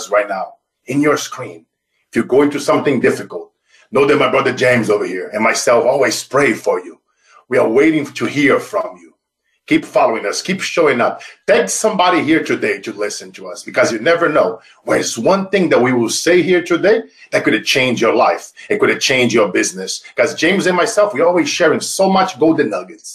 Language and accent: English; Brazil; moved away; as a kid growing up in Brazil